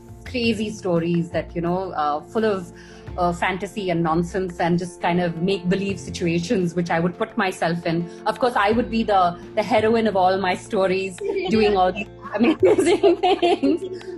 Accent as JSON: {"language": "English", "town": "Chennai", "region": "Tamil Nadu", "country": "India", "tie": "born or raised there", "said": "I grew up in Madras."}